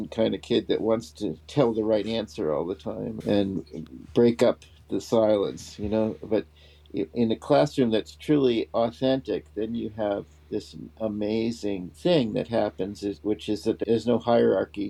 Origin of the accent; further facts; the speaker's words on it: United States; also born or lived in England; as an American